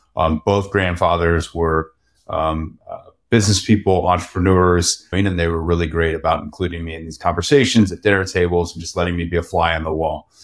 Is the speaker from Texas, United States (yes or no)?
yes; Texas, United States; being a native Texan